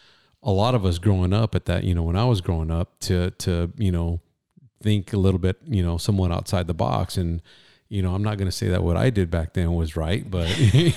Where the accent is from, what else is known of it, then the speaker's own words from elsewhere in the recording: Fillmore, California, United States; now in Camarillo, United States; Yeah, I grew up in Fillmore and let me see, moved to Oxnard for a while once I met up with my wife.